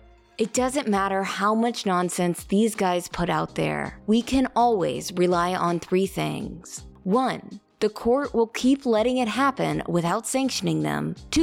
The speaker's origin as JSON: {"language": "English", "town": "Kansas City", "country": "United States", "tie": "born or raised there", "said": "my hometown team, the Kansas City Chiefs"}